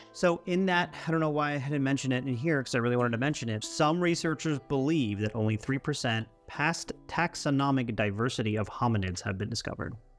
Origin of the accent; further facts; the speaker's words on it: Central Florida, United States; growing up in Central Florida